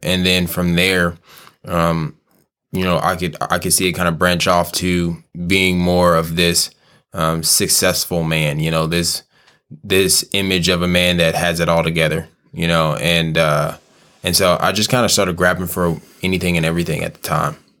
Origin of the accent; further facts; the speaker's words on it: Kansas City, United States; I'm born and raised in Kansas City